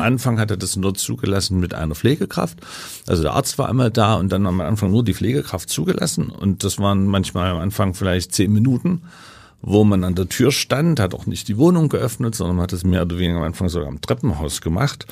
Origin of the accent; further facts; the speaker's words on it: Leipzig, Saxony, Germany; ich komme aus Leipzig, ja. also bin im Osten sozialisiert